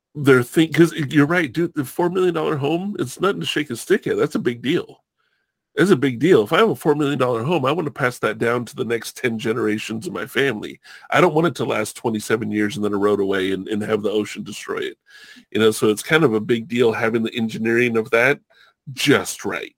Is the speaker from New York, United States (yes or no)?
no; Southern California, United States; also born or lived in Hawaii; I grew up in Southern California